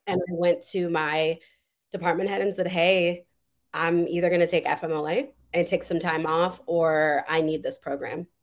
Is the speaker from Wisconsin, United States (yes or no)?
yes; Madison, Wisconsin, United States; I'm from raised and born, born and raised in Madison, Wisconsin.